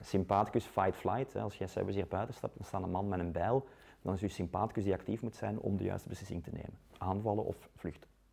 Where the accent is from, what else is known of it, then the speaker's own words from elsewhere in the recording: Leuven, Flanders, Belgium; moved away as an adult; now in Ghent, Belgium; ik ben ook van, van Leuven, ik ben daar opgegroeid